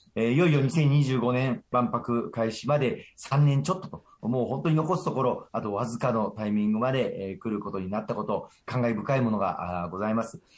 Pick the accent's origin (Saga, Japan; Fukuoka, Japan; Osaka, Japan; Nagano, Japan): Osaka, Japan; 日本の大阪から来ました